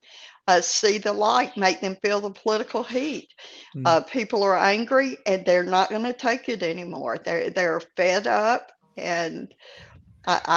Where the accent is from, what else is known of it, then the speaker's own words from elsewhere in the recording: Louisiana, United States; moved away; I'm originally from Louisiana